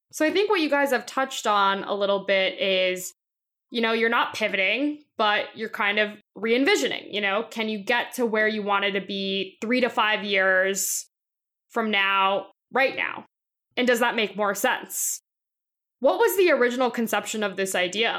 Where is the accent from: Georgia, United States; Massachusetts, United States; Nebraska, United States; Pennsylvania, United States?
Georgia, United States; Atlanta; I'm from Atlanta